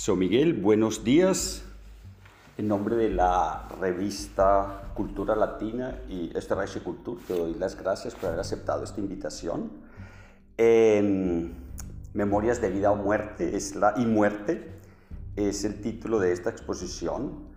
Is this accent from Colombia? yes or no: yes; Colombia; yo como colombiano